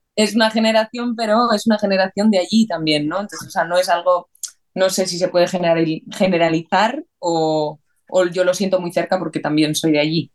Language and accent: Spanish; San Sebastián, Basque Country, Spain; moved away; yo me fui de Donosti